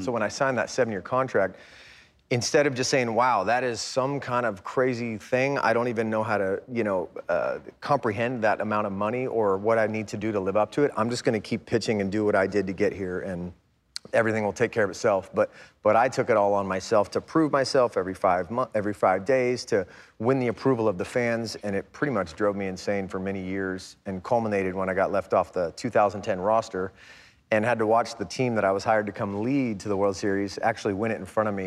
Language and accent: English; United States; growing up in America